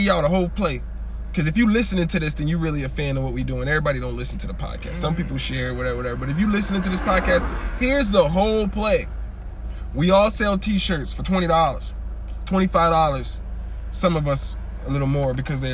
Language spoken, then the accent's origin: English; Springfield, United States; I was born in Springfield